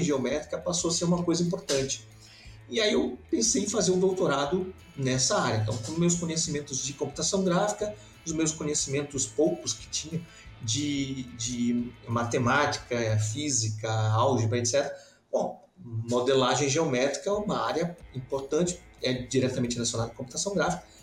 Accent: Belém, Pará, Brazil; moved away as an adult; also born or lived in São Paulo / England; now in Santa Catarina, Brazil; Eu sou natural de, de Belém do Pará

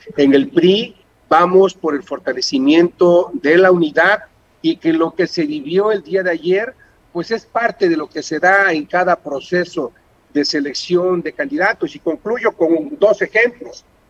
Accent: Mexico

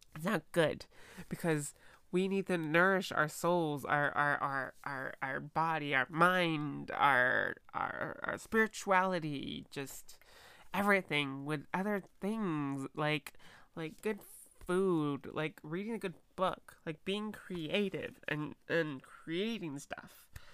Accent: United States; I'm an American girl

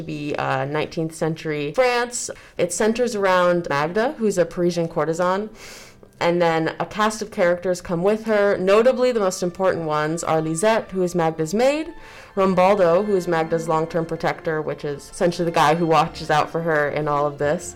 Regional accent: Iowa, United States; I am from Iowa

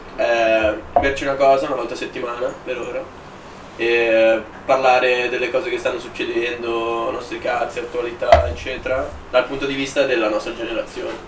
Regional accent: Milan, Lombardy, Italy; vengo anch'io da lontano, da San Siro

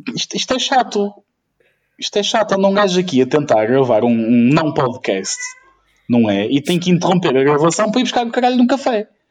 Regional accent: Ukraine; moved away

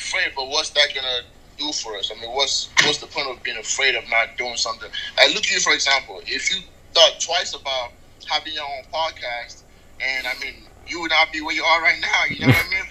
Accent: Nigeria; also born or lived in England; now in United States; So I was born and raised in Nigeria. I lived in England for a little bit, and then I moved to the States.

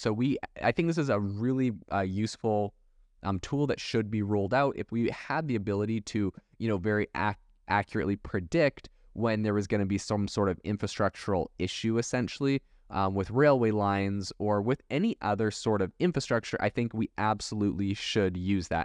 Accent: Canada; also born or lived in Europe; now in United States; I was raised in Canada

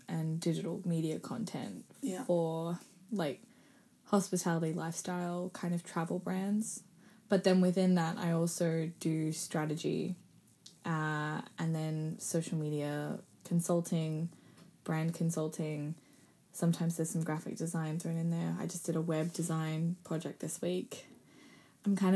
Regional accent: Australia; now in London, United Kingdom

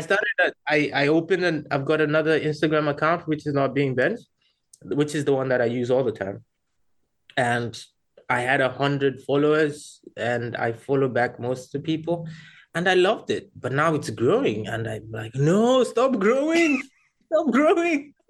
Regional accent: Rwanda; moved away; I'm originally from Rwanda

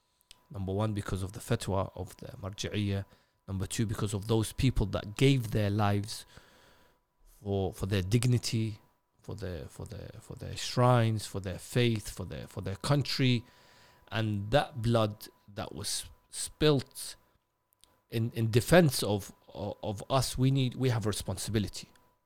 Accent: Najaf, Najaf Governorate, Iraq; of course I'm from Najaf, so I'll go back home.

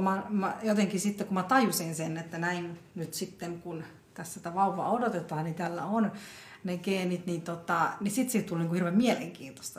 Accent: Finland; also born or lived in South India; mä oon ollut vajaa vuotias, kun mä oon tullut Suomeen kaksi vuotta ja kahdeksan kuukautta

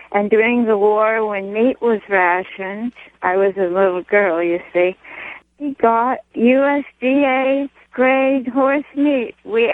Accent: Los Angeles, California, United States; In L.A.

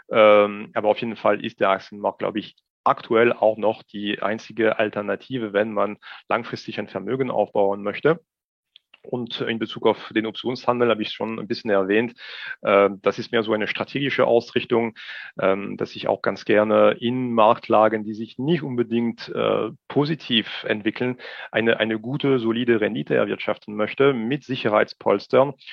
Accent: Strasbourg, Grand Est, France; German is a second language; moved away as an adult; now in Germany; ich bin nach wie vor Franzose, ich bin vor 44 Jahren in Straßburg geboren, lebe aber mittlerweile schon seit äh, fast 22 Jahren in Deutschland.

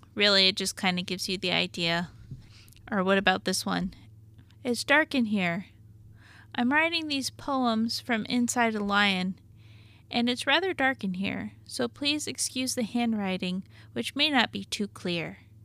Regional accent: Arkansas, United States; I'm from Arkansas

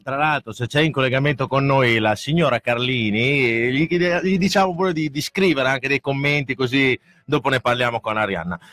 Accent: Reggio Emilia, Emilia-Romagna, Italy; siamo tutti di Reggio, quindi sappiamo dove abitiamo

